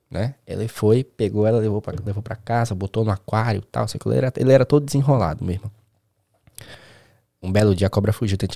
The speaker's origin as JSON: {"language": "Portuguese", "town": "Recife", "region": "Pernambuco", "country": "Brazil", "tie": "born or raised there", "said": "Tava em Recife. É, sou de Recife, natural de Recife."}